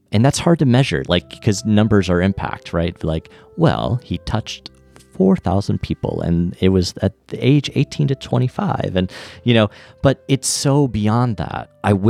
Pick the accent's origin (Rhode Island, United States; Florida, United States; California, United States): Florida, United States; Orlando; And I was from Orlando, so it was as if he was like a reminder of home.